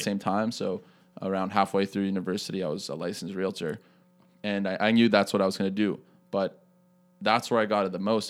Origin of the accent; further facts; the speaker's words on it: Toronto, Ontario, Canada; I'm from Toronto